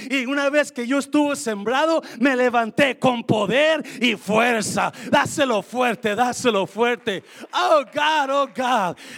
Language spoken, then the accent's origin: Spanish; Mexico; moved away as an adult; recién llegué de México, yo tenía dieciocho años, de, dejé mi novia en México